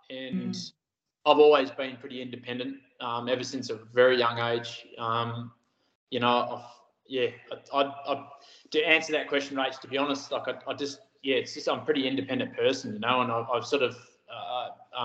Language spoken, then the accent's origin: English; Busselton, Western Australia, Australia; also born or lived in Harvey / Port Hedland / Nangeenan; I grew up in Busselton. Born down there and did my school life down there.